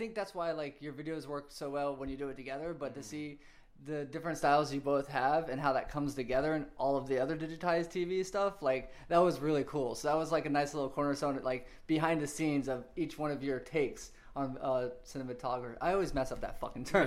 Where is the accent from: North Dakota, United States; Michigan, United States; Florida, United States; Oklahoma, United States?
Florida, United States; Orlando; moved away; I'm from Orlando actually, my mom lives there.